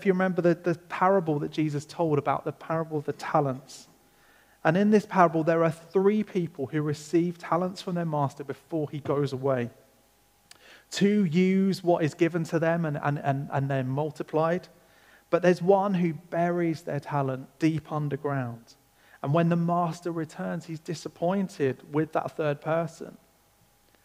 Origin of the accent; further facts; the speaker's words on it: England, United Kingdom; I'm English, so I'm going to call it